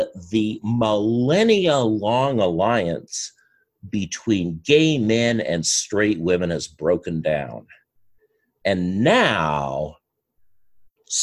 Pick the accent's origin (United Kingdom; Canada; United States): Canada; As a Canadian